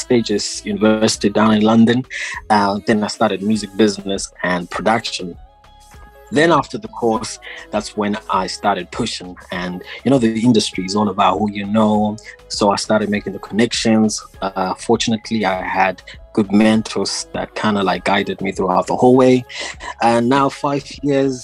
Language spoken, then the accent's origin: English; Harare, Zimbabwe; I was born and bred in Zimbabwe, born in Harare